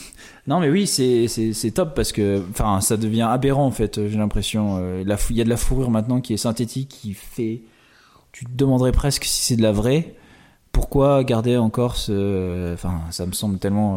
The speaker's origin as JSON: {"language": "French", "area": "Île d'Oléron", "region": "Nouvelle-Aquitaine", "country": "France", "said": "Je viens d'une petite île d'Atlantique, l'île de Léron"}